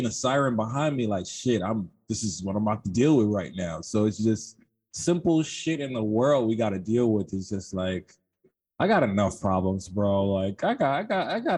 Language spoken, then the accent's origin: English; New York City, New York, United States; I'm from Queens